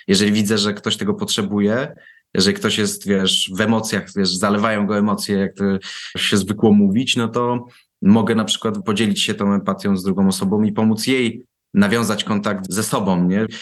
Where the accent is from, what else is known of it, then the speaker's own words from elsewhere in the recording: Warsaw, Masovian Voivodeship, Poland; ja pochodzę z warszawskiej Pragi